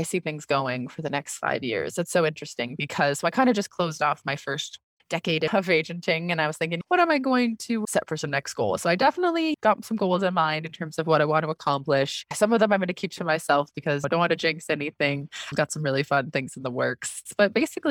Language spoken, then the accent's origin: English; Canada; also born or lived in London, United Kingdom; I'm Canadian